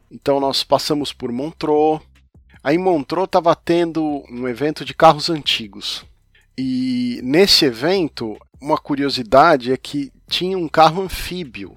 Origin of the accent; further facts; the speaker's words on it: São Paulo, Brazil; now in Europe; Eu também sou de São Paulo